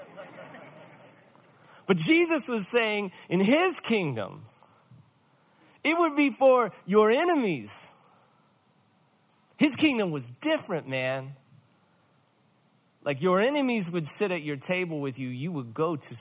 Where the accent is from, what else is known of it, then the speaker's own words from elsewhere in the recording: Rockford, Illinois, United States; I'm from Rockford